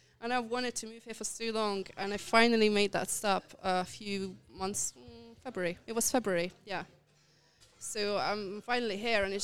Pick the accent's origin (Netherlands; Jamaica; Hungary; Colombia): Hungary; moved away as an adult; also born or lived in London; now in Budapest, Hungary; I am from Hungary. I lived in London